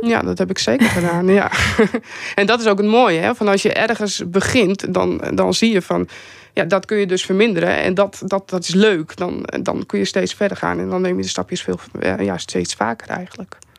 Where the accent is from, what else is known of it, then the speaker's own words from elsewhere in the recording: Vlieland, Friesland, Netherlands; ik ben zelf ben ik opgegroeid op Vlieland